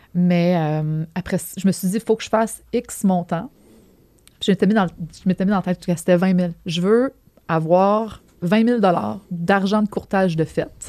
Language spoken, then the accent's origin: French; Quebec City, Quebec, Canada; also born or lived in Montreal; je viens de la ville de Québec. OK. À base, fait que j'ai fait mon primaire, secondaire à Québec. je déménagé à Montréal pour faire le cégep